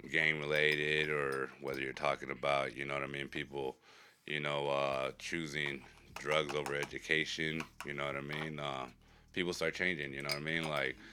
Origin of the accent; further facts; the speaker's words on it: Phoenix, Arizona, United States; growing up in South Phoenix, everybody knows everybody.